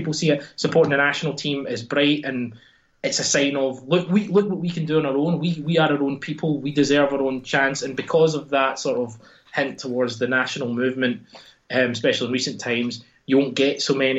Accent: Glasgow, Scotland, United Kingdom; now in United States; I'm Glaswegian before American.

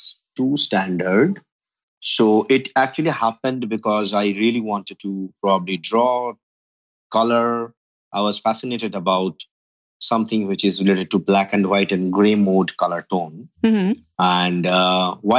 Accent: India; I grew up completely in India, full-fledged Indian, homegrown man.

